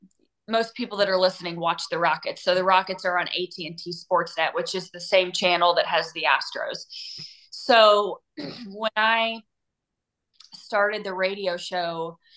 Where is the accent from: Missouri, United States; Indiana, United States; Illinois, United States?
Indiana, United States; Terre Haute; moved away as an adult; also born or lived in Cincinnati, Ohio; now in Houston, United States; only 3 hours from Terre Haute, my hometown.